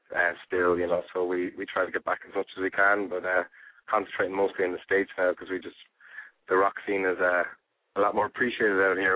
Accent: Ireland; also born or lived in Spain; We're an Irish band, but we met out in there's a tourist area of Spain that had a lot of live music in the area, and we kind of got together and jammed, and then we moved from there to Ireland and made our name in Ireland.

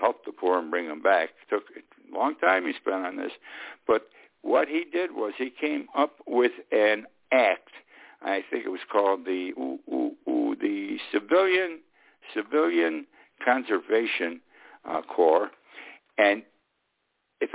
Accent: Utica, New York, United States; In my hometown, they took an old deserted church and it became Utica College

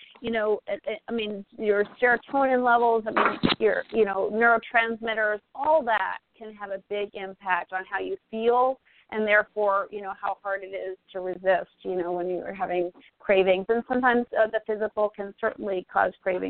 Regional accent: Northeast, United States; I grew up in the Northeast

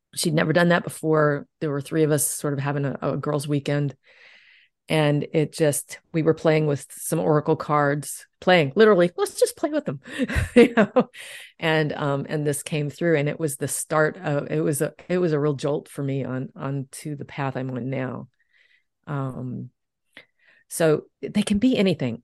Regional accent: Deep South, United States; I grew up in the Deep South

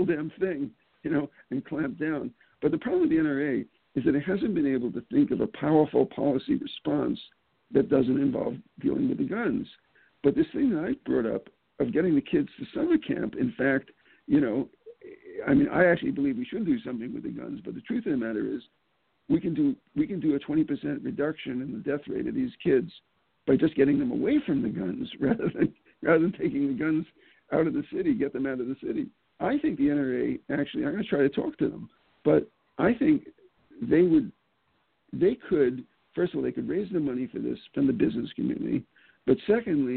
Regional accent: New York City, New York, United States; I grew up in the Bronx.

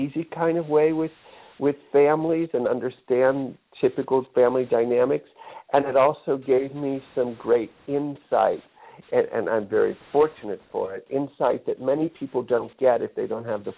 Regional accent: Pittsburgh, Pennsylvania, United States; moved away; I grew up in Pittsburgh, Pennsylvania

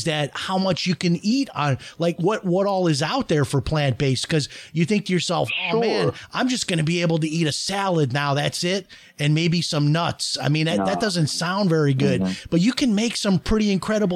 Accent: Chicago, Illinois, United States; I grew up in Chicago

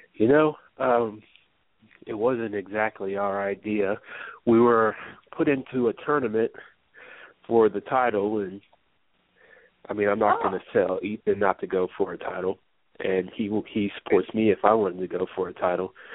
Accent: the Northwest, Pacific Northwest, United States; moved away as an adult; now in Atlanta, United States; I'm from the Northwest

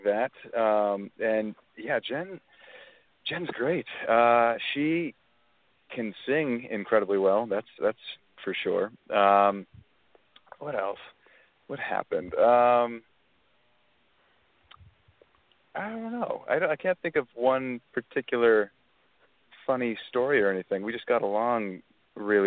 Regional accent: Alberta, Canada; I'm from Alberta, Canada, which is sort of like the Texas of Canada.

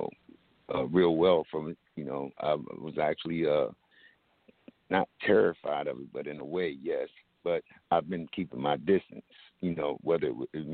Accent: Camden, New Jersey, United States; also born or lived in Glassboro, New Jersey; I grew up in Camden, New Jersey.

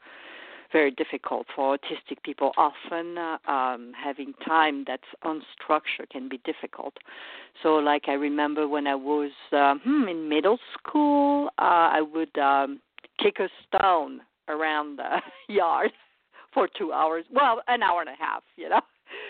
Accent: France; moved away as an adult; now in United States; I was born in France and raised there for the first 23 years

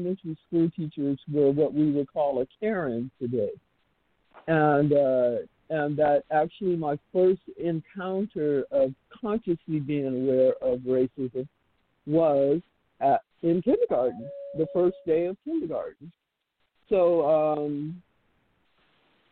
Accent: Oakland, California, United States; born or raised there; also born or lived in Fort Jackson, South Carolina

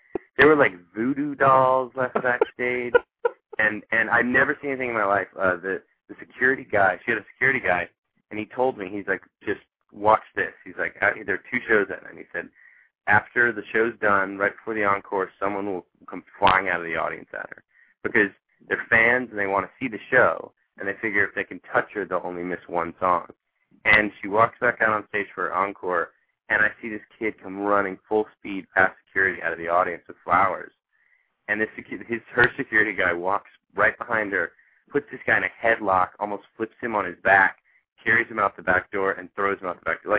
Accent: Nashville, Tennessee, United States; moved away as an adult; also born or lived in Chicago; now in Los Angeles, United States; I was born and raised in Nashville, Tennessee

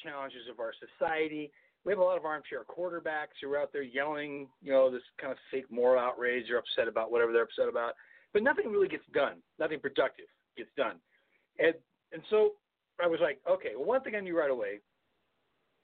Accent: Southern California, United States; I grew up in Southern California

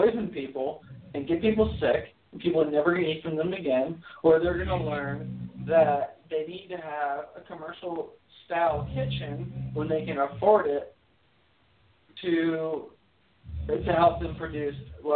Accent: Miami, Florida, United States; born and raised in Miami

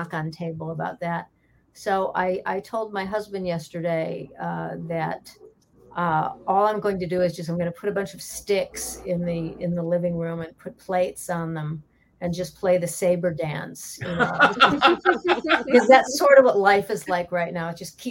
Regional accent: Chicago, Illinois, United States; my hometown of Chicago

